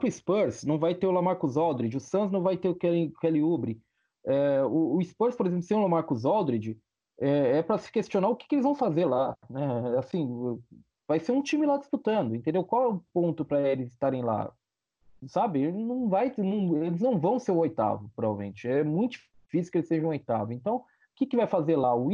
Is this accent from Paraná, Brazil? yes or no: no; São Bernardo do Campo, São Paulo, Brazil; now in Salvador, Brazil; Na verdade, eu sou paulista. Eu, na verdade, eu sou paulista, viu? Eu sou Mas São você... Bernardense.